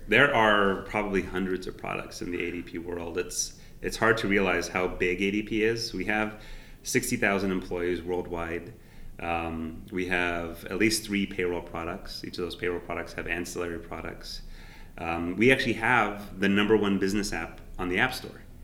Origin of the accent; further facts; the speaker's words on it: San Jose, California, United States; moved away; I grew up in San Jose